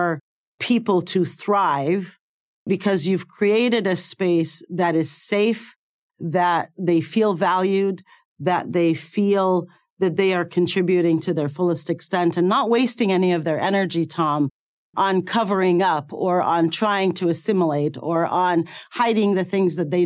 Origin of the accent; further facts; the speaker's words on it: Cairo, Cairo Governorate, Egypt; moved away as an adult; I was born in Cairo, Egypt, and I went to medical school there